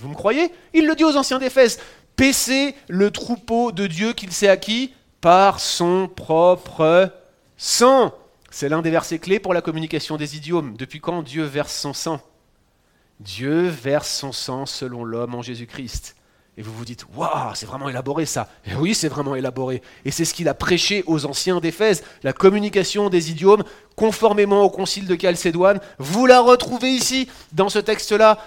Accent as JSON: {"language": "French", "country": "France", "accent": "French", "moved": "as an adult", "lives_now": "Quebec, Canada", "said": "Moi je suis français"}